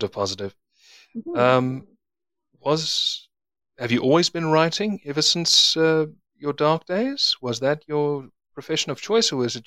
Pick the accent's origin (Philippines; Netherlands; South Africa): South Africa; I'm South African